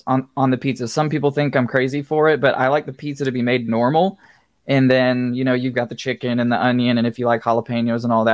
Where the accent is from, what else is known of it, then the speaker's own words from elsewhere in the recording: the South, United States; I grew up in the South